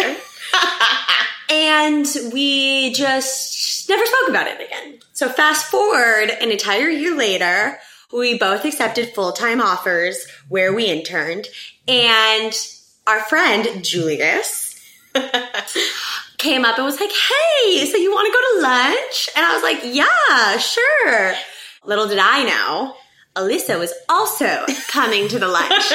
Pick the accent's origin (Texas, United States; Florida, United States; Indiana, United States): Texas, United States; moved away as an adult; now in New York City, United States; I am through and through a Texan, born and raised.